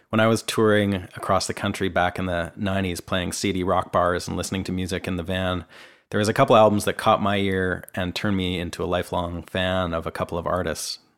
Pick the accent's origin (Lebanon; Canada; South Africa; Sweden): Canada; moved away as an adult; now in Nashville, United States; I'm a Canadian guitarist, songwriter, producer, and engineer, and I've been living and working here in Nashville for the last four years.